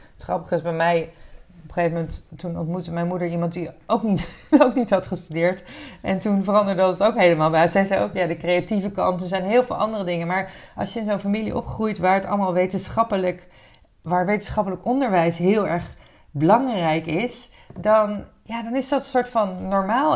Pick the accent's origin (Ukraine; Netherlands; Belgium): Netherlands; Wassenaar, South Holland; opgegroeid in Wassenaar